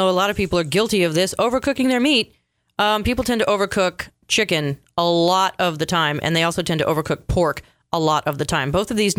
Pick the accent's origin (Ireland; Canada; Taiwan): Canada; I'm going to say Canada because I'm Canadian and I like to drink mojitos.